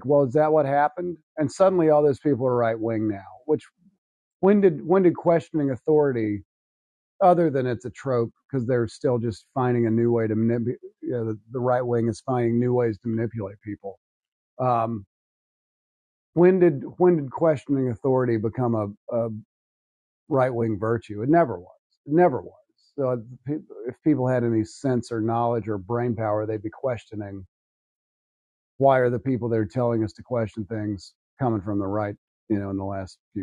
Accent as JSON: {"language": "English", "region": "the South", "country": "United States", "tie": "born or raised there", "said": "I'm a person from the South. I grew up here"}